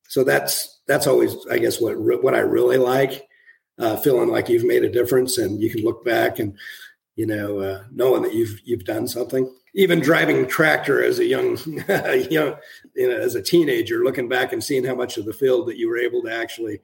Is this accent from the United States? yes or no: yes; Strasburg, Colorado, United States; also born or lived in Indiana; I grew up in Eastern Colorado, dryland wheat farm out of Strasburg